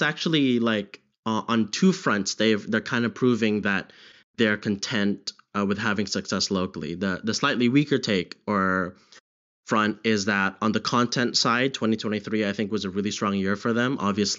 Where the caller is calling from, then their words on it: London, United Kingdom; Hi, I'm calling from London, United Kingdom.